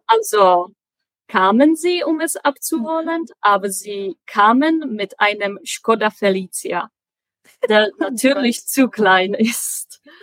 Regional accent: Prague, Czechia; first language Czech; German is a second language; moved away as an adult; also born or lived in Chemnitz, Germany / Sweden / Magdeburg, Germany; Ich komme aus Prag und äh, da bin ich gerade auch.

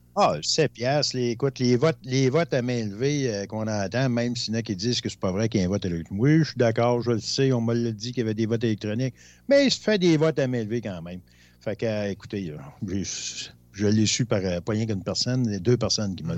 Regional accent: Rouyn-Noranda, Quebec, Canada; je viens de Rouen-Noranda

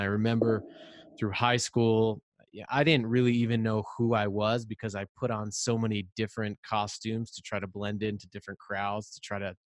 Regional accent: Rhode Island, United States; I'm from Rhode Island, and I'm the youngest of three brothers.

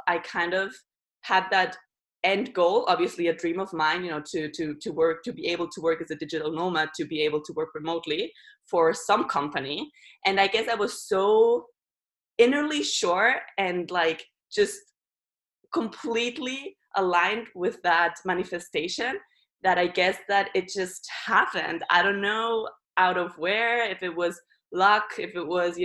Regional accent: Barcelona, Catalonia, Spain; moved away; also born or lived in Germany; I was born in Germany, but then at the age of 3, I moved to Barcelona with my mom and grew up there

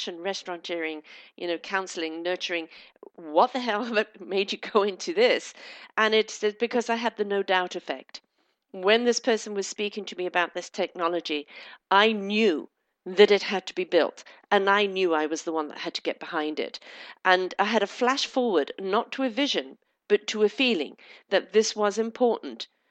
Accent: Canada; I'm Canadian

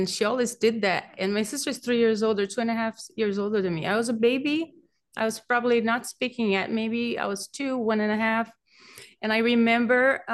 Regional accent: Brazil; accent: Brazilian; also born or lived in Beverly Hills / Pacific Palisades; now in Malibu, United States; I grew up in Brazil, and I had relatives who were mediums

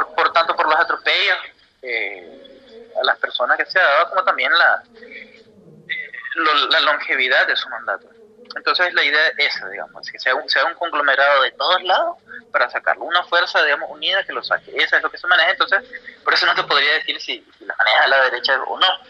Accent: Nicaragua; moved away as an adult; now in Buenos Aires, Argentina

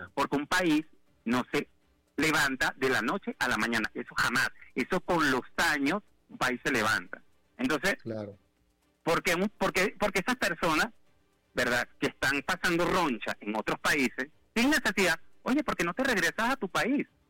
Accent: Caracas, Capital District, Venezuela; moved away as an adult; now in Bogotá, Colombia; salí de Caracas

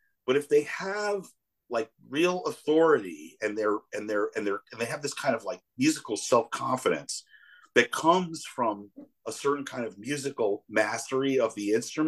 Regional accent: Chicago, Illinois, United States; And I say, "Yeah," and I said, "I'm from Chicago."

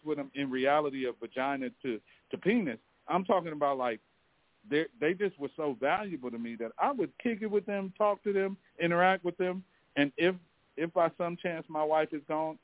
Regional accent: Belize; now in United States; Because I'm not American, I'm actually a Belizean, 100% blood and bred.

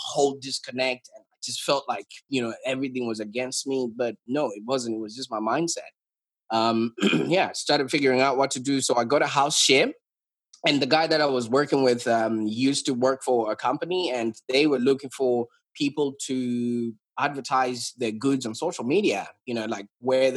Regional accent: Zimbabwe; moved away as an adult; now in Australia; So I was brought up in Zimbabwe

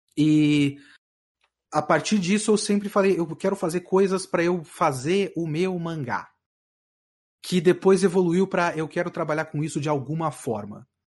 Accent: São Paulo, Brazil; ter nascido e sido, sido criado na cidade de São Paulo.

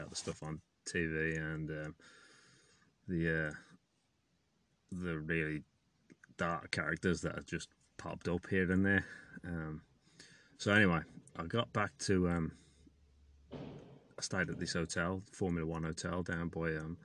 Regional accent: England, United Kingdom; moved away; I'm from England

